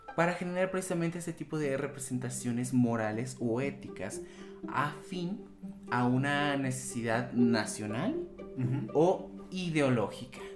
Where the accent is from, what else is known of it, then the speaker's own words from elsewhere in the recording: Mexico; para nosotros como mexicanos